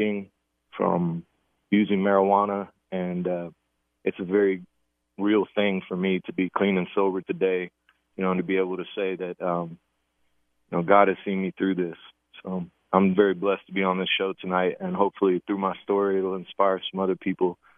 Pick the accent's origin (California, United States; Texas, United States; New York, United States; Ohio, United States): Texas, United States; Galveston; also born or lived in Houston, Texas; I was born in Houston, but grew up in Galveston, Texas, and did my whole, first 18 years there